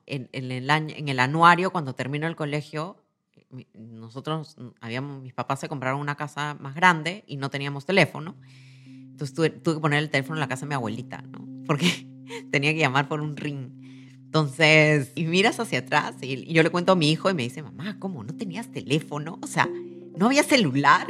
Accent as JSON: {"language": "Spanish", "region": "Lima", "country": "Peru", "tie": "born or raised there", "said": "Nací en Lima, en una familia joven"}